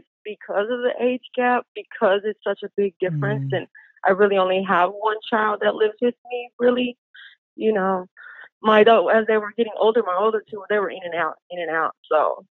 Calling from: Puerto Rico; Puerto Rican.

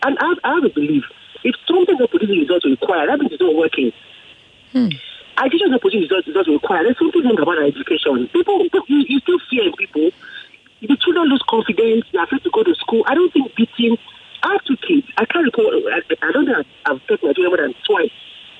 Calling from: Ogudu, Lagos, Nigeria; I'm calling from Ogudu.

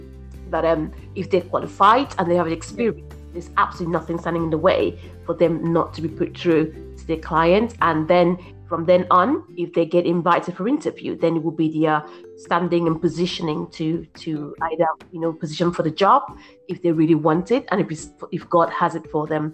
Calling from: Brighton, South East England, United Kingdom; I'm calling in from Brighton.

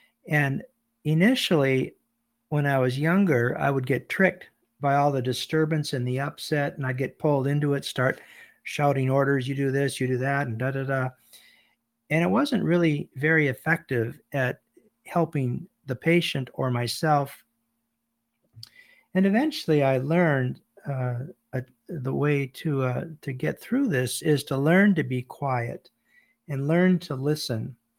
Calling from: Bangor, Maine, United States; I'm calling from Bangor, Maine, in the United States

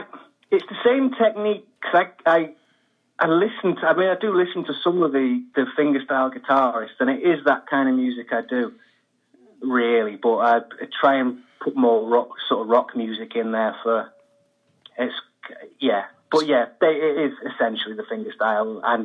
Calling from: Manchester, North West England, United Kingdom; Manchester, England, yeah.

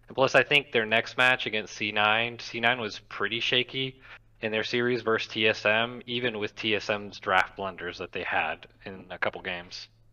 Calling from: Gulf Shores, Alabama, United States; I'm calling from Gulf Shores, Alabama.

